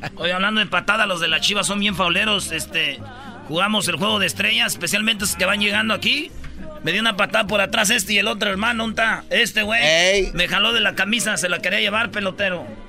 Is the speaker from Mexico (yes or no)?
yes; Michoacán, Mexico; Yo soy de Michoacán también, como ustedes